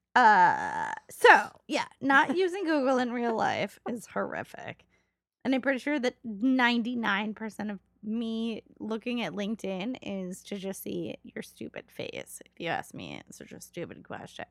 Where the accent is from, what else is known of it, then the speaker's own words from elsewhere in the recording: Los Angeles, California, United States; one of my friends that I grew up with in Los Angeles